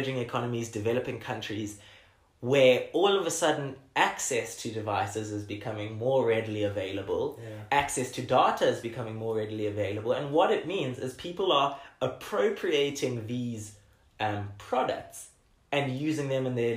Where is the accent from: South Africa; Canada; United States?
South Africa